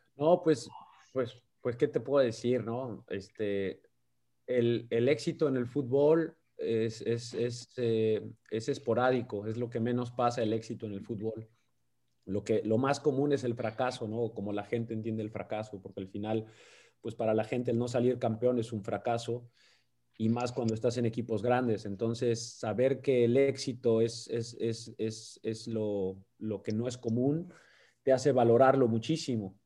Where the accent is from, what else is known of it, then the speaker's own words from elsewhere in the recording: Mexico; moved away as an adult; now in United States; siendo técnico mexicano